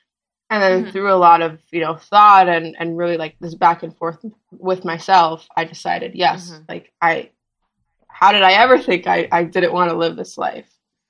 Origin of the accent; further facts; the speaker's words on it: New York, United States; born there; also born or lived in Los Angeles / Miami / Israel; now in Washington, United States; I was born in New York, and then I moved to LA, and then I moved to Miami, and then I moved to Israel, and then I moved back to Miami. And now I go to school in D.C.